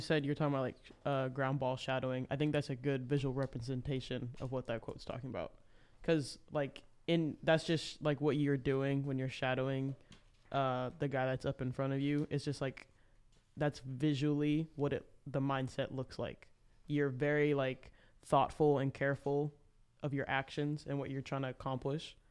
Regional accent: Memphis, Tennessee, United States; I am from Memphis

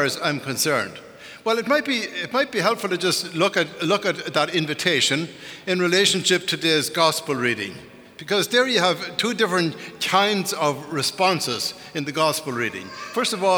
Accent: Ireland; moved away; growing up in Ireland

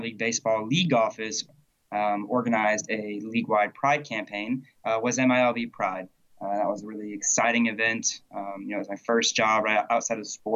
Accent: Berkley, Massachusetts, United States; I was born and raised in Berkeley, Massachusetts, which is a small little farming town in the south coast of the state

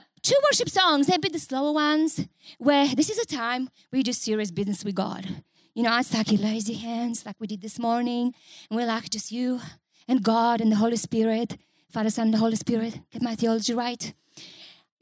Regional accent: Bulgaria; English is a second language; moved away as an adult; also born or lived in Newcastle, Australia; now in Australia

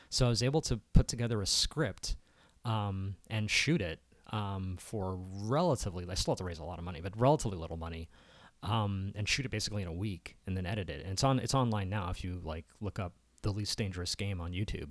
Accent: Columbia, Maryland, United States; I was born in Columbia, Maryland

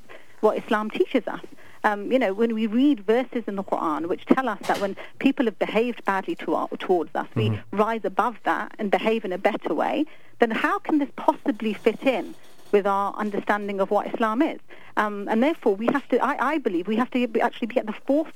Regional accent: London, United Kingdom; moved away; I'm from London. I mean, I was born and brought up there

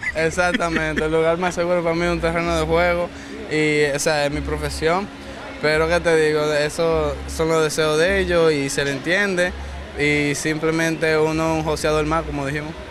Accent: San Pedro de Macorís, Dominican Republic; mi pueblo dominicano, especialmente mi pueblo, eh, San Pedro de Macorís

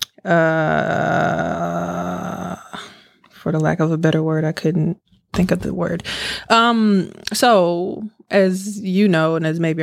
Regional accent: Milwaukee, Wisconsin, United States; now in Houston, United States; we from Milwaukee

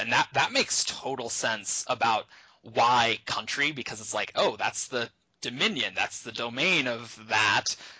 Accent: United States; we in America, we think of ourselves as American

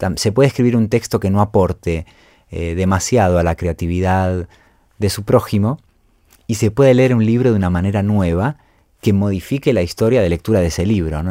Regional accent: Buenos Aires, Argentina; mi infancia en Buenos Aires

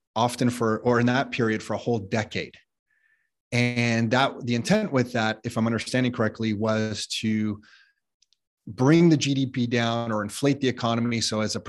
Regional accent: Ontario, Canada; I'm a Canadian sitting here in the Toronto area

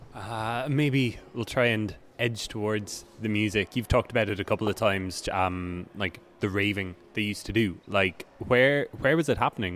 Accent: Cork, Munster, Ireland; I'm from Cork

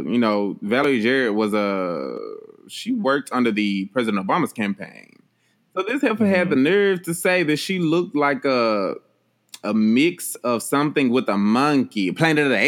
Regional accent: Memphis, Tennessee, United States

